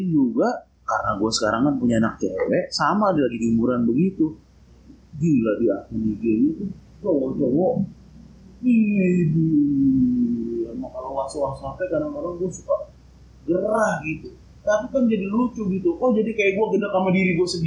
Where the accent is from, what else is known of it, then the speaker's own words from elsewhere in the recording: Jakarta, Indonesia; Gue ingat tuh jadi aku kan dari Jakarta